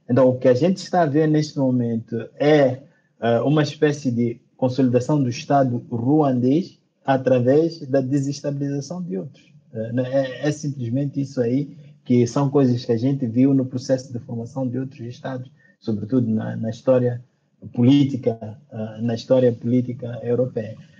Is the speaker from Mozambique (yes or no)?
yes; Mozambique; Moçambique, meu país de origem